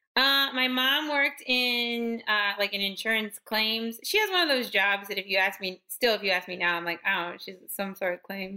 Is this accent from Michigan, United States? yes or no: no; Hershey, Pennsylvania, United States; accent: midwestern; I'm from actually from Hershey, Pennsylvania.